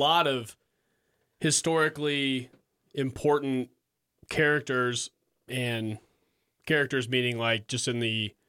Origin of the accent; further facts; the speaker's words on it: Fort Worth, Texas, United States; growing up in Fort Worth, a more conservative environment.